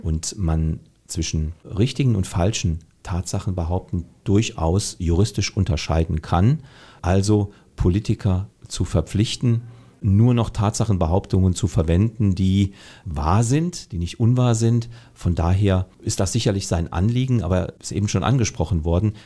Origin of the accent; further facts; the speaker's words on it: Saarland, Germany; ich bin Saarländer, ich bin Deutscher